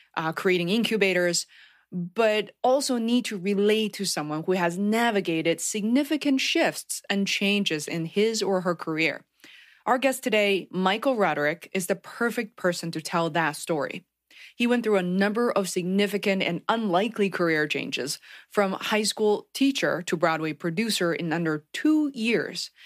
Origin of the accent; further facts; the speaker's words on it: Beijing, China; moved away; I grew up in Beijing of fourteen million people